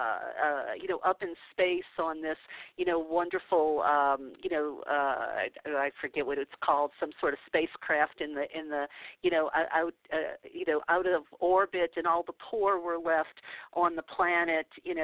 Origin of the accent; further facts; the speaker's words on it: the South, United States; I grew up a Catholic in the South